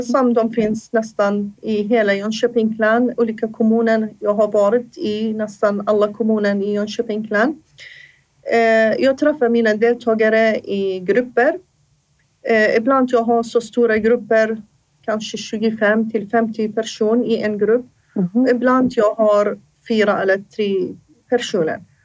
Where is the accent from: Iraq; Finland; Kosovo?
Iraq; first language Assyrian; Swedish is a second language; moved away as an adult; now in Sweden; I min hemland jag var hälso och idrottslärare. Jag läste, under, jag läste där i Irak till hälso och idrottslärare